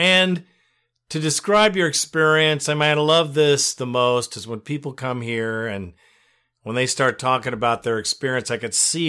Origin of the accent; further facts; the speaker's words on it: Alabama, United States; also born or lived in Mississippi; now in California, United States; I was born in Alabama. We lived in Mississippi, and we lived in the neighborhood, even the hood.